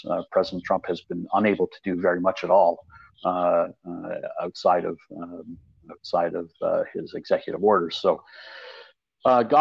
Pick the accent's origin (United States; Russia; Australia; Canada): Canada; I'm from Canada